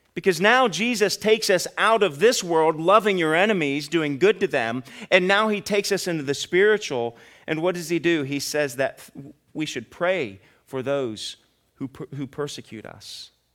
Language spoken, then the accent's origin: English; Ohio, United States; now in Kentucky, United States; I'm from Ohio